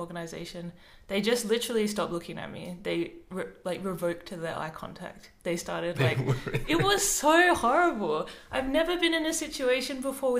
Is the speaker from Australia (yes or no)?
yes; Adelaide, South Australia, Australia; now in Melbourne, Australia; I'm actually from Adelaide